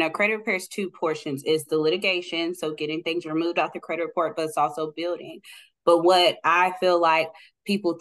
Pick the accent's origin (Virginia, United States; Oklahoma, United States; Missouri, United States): Oklahoma, United States; Oklahoma City; I'm born and raised in Oklahoma City